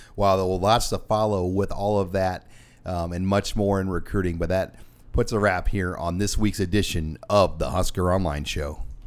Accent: Omaha, Nebraska, United States; I grew up in Omaha

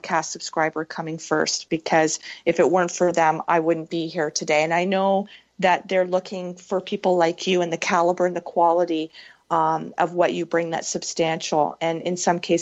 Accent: Canada; I'm Canadian.

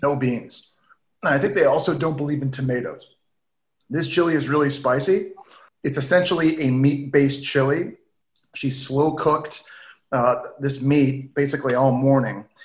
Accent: Ottawa, Ontario, Canada; now in New York, United States; We we grew up in Ottawa

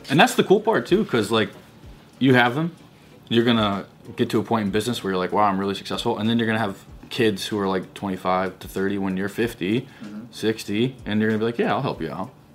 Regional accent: Missouri, United States; I was a kid from Missouri, Midwest, and I was like raised around super conservative

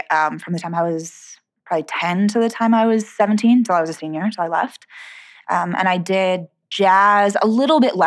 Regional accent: San Diego, California, United States; moved away as an adult; also born or lived in Boston / Los Angeles; I grew up in San Diego, and I did theater as a kid in the summers

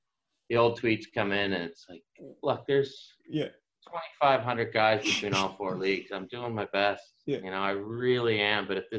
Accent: the Maritimes, Canada; accent: Maritime; Because I still had my Maritime accent was still pretty, really strong.

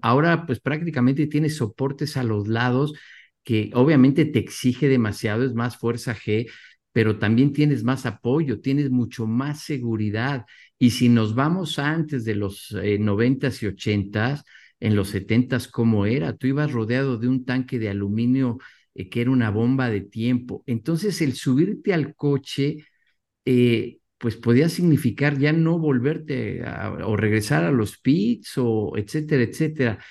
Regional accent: Mexico

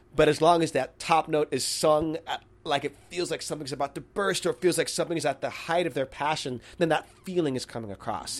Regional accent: Miami, Florida, United States; moved away; growing up in Miami

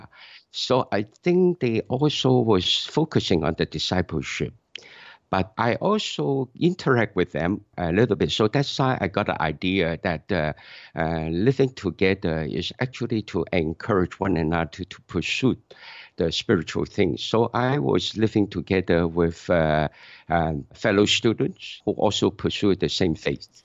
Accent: Hong Kong; moved away as an adult; now in Canada; I'm from Hong Kong, so I attend churches in Hong Kong.

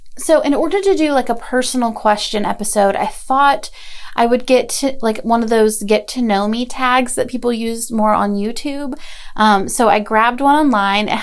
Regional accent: Asheville, North Carolina, United States; also born or lived in Gainesville, Florida; I was born in Gainesville, Florida, but I live and have lived in Asheville, North Carolina most of my life

